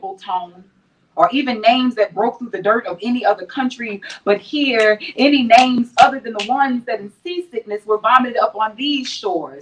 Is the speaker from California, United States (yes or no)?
no; Louisiana, United States; also born or lived in New Orleans; I live in New Orleans. I'm from Louisiana